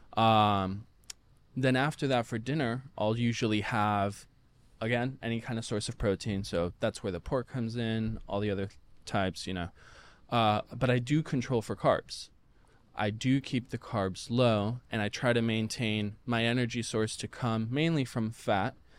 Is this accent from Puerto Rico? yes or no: yes; Puerto Rico; I'm from Puerto Rico, so very, very heavy on the rice and the beans